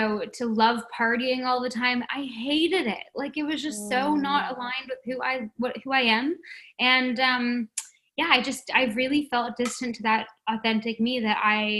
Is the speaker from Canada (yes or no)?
yes; Toronto, Ontario, Canada; moved away as an adult; now in Paradise Island, Bahamas; I was born and raised in Toronto